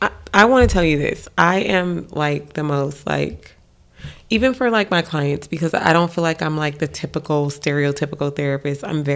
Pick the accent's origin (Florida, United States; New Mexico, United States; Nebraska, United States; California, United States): California, United States; Los Angeles; Compton was a come up. I grew up in Watts, Imperial Court.